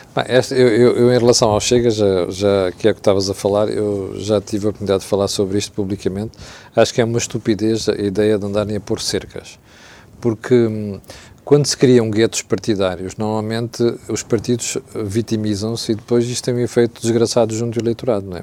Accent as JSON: {"language": "Portuguese", "country": "Mozambique", "tie": "born or raised there", "moved": "yes", "lives_now": "Portugal", "said": "eu cresci em África, cresci em Moçambique"}